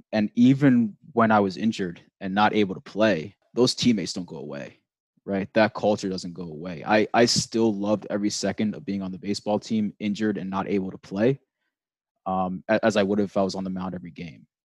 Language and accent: English; New York, United States; also born or lived in Pennsylvania; I grew up in New York